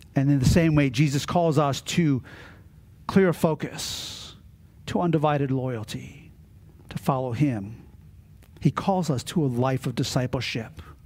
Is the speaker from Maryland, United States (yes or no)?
yes; Maryland, United States; Growing up in Maryland and on the Chesapeake Bay, my father and my grandfather always had boats.